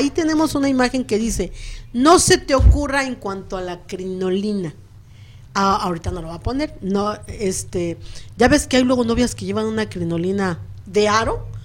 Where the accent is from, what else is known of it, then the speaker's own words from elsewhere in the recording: Mexico; Ah, pues, porque eso, como buenos mexicanos, sí tiene que haber, no importa la región, tiene que haber